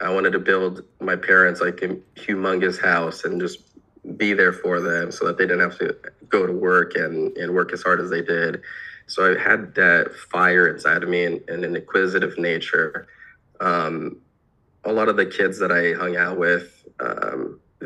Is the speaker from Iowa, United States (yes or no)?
yes; Iowa, United States; I was born in Iowa